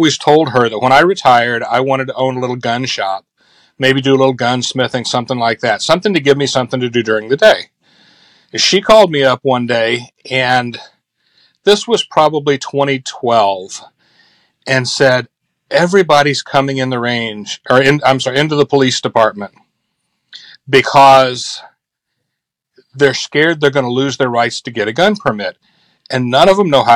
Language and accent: English; Speedway, Indiana, United States; I grew up on the west side of Indy in the Speedway area, went to Speedway High School